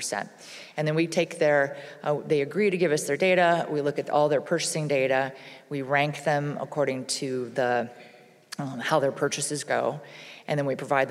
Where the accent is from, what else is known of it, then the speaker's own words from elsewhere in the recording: Hawaii, United States; I'm from Hawaii